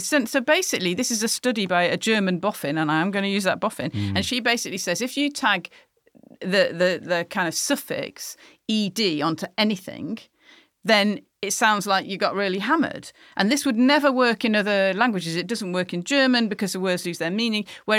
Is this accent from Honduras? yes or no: no; United Kingdom; Only we know what that sentence is going to be about because we're British.